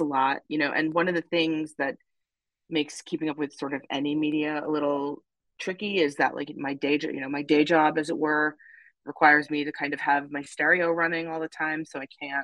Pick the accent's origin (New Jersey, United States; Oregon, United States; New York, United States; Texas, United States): New York, United States; Hicksville; moved away as an adult; now in Boston, United States; I am from Long Island, yes. I'm from Hicksville, Long Island, which is …'s hometown